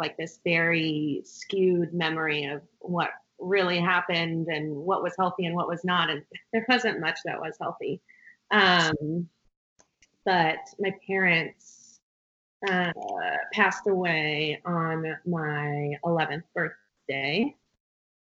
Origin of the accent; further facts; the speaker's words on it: a smallish town outside of Pasadena, California, United States; I grew up in a smallish town outside of Pasadena, California